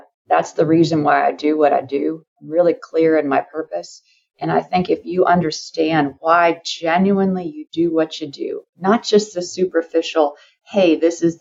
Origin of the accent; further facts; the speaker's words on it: San Francisco Bay Area, California, United States; We grew up in the San Francisco Bay Area